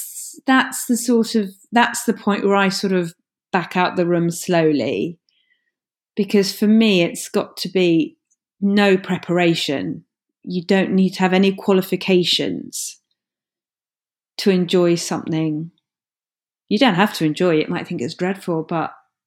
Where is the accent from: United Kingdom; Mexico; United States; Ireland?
United Kingdom; London; accent: Cockney; I learned very quickly at school to drop my Cockney accent, because I went to London State School and I dropped my Cockney accent and spoke like this